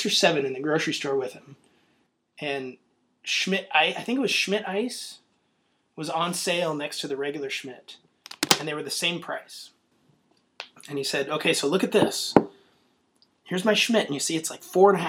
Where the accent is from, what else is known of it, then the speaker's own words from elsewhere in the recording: Olympia, Washington, United States; I grew up in Olympia